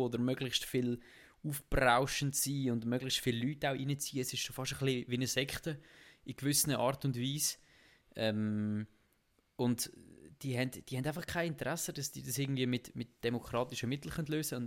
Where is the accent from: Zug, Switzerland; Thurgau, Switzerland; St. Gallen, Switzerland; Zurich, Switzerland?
Zug, Switzerland; wir sind im gleichen Kanton ja aufgewachsen